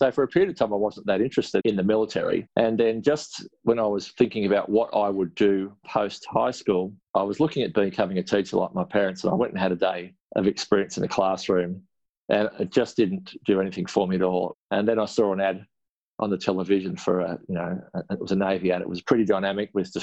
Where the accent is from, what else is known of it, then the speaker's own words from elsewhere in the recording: Melbourne, Victoria, Australia; also born or lived in Ararat, Victoria / Canberra; I was born in Ararat in Western Victoria. My dad was a teacher at a small country school nearby. So I spent my very early years living in the school residence. And then just before I started primary school, we moved into western suburbs of Melbourne. So I spent a lot of my school years in and around Footscray